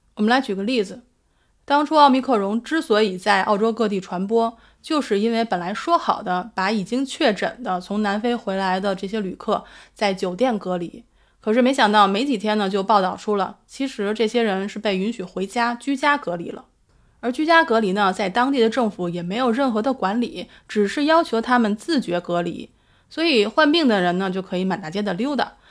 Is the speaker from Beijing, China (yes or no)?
yes; Beijing, China; now in Australia; 我是北京人，我的家人都在北京